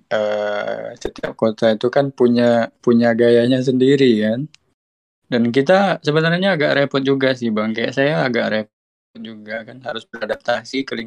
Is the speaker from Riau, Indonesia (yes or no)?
yes; Tembilahan, Riau, Indonesia; Inhil Kedutaan Hildo tepatnya di uh, Kota Tembilahan, SMA 1 Kota Tembilahan. Itu pun kalau mau uh, ke daerah saya itu mesti naik kapal laut.